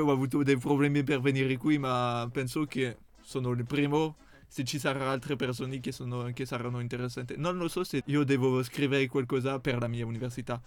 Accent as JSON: {"language": "Italian", "country": "France", "second_language": "Italian", "moved": "as an adult", "lives_now": "Italy", "said": "Sono francese"}